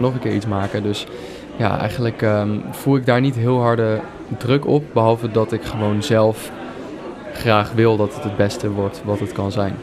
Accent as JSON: {"language": "Dutch", "town": "Leiden", "region": "South Holland", "country": "Netherlands", "tie": "born or raised there", "said": "In Leiden ben ik geboren en heb ik eigenlijk mijn hele leven gewoond"}